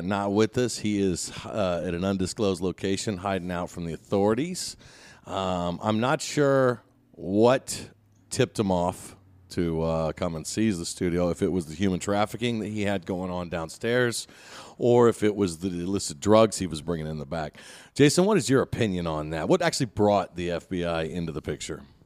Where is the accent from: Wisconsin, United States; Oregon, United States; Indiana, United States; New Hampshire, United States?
Indiana, United States; we're both from Indiana